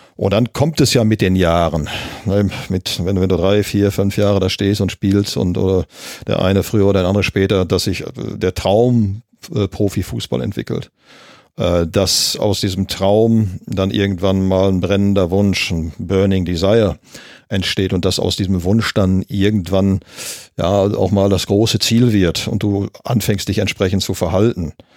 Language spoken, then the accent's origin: German; Gelsenkirchen, North Rhine-Westphalia, Germany; ich bin ja gebürtiger Gelsenkirchener, in Gelsenkirchen-Ückendorf geboren